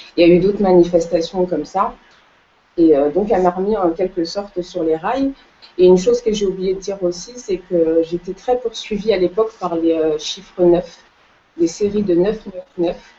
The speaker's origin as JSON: {"language": "French", "country": "Cape Verde", "said": "je suis originaire des îles du Cap-Vert"}